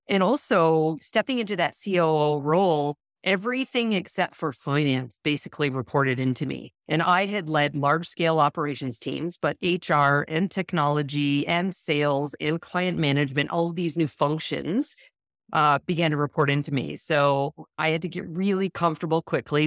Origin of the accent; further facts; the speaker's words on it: Western Canada, Canada; moved away as an adult; also born or lived in Toronto, Canada; I'm originally from Canada, so I moved across from western to eastern Canada, I lived in Toronto